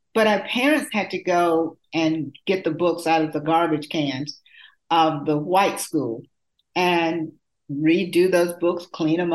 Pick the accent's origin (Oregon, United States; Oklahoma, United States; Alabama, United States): Alabama, United States; Black Belt of; my childhood growing up in the Black Belt of Alabama